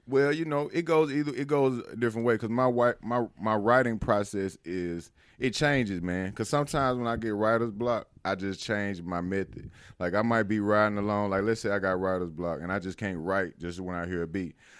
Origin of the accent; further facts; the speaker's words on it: Louisville, Mississippi, United States; also born or lived in Carthage, Mississippi; I'm from Winston County, man. Um, I was born and raised there.